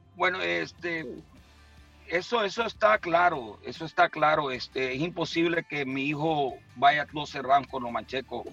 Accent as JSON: {"language": "Spanish", "town": "San Pedro Sula", "region": "Cortés", "country": "Honduras", "tie": "born or raised there", "moved": "yes", "said": "yo y mi esposa nacimos en San Pedro Sula, ah. allá en el barrio Paz Barahona"}